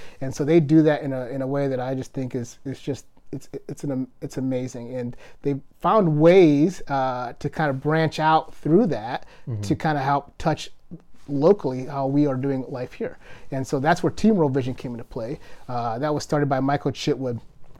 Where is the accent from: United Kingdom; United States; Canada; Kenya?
Kenya; I am Kenyan, but I literally don't run like a Kenyan.